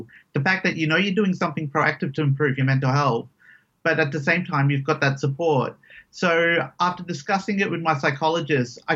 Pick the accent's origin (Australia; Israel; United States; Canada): Australia; Perth, Western Australia; I grew up here in Perth since I was about 4 or 5. So all my living memories have been in Perth